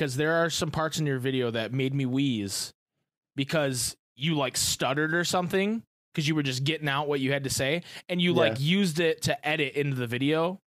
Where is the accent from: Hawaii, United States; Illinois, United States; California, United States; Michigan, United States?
Michigan, United States; I was the only Michigan person there.